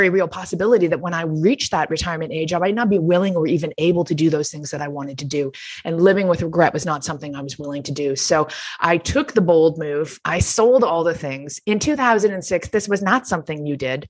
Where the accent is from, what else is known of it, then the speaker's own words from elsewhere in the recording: Toronto, Ontario, Canada; moved away as an adult; I returned to my hometown of Toronto